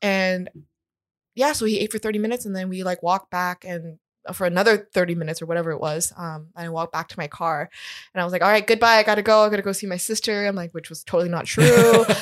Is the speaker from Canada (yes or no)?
yes; Toronto, Ontario, Canada; also born or lived in South Korea / Baltimore / Scarborough / Whitby; I grew up in Toronto. Since I was four, I was here